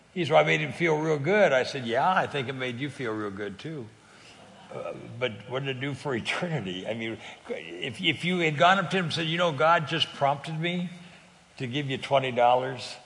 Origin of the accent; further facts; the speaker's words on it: California, United States; I'm, I'm from California